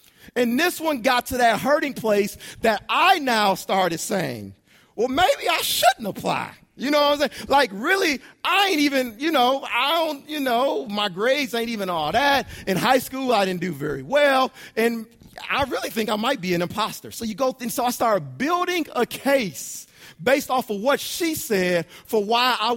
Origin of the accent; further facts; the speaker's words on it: Detroit, Michigan, United States; also born or lived in Chicago; Brandy and I are both from Detroit. We lived in Chicagoland for a short period of time